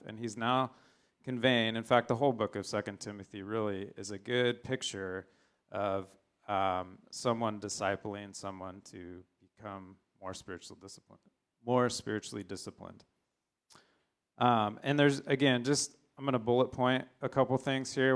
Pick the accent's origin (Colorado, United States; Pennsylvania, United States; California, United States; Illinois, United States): California, United States; San Diego; I grew up in San Diego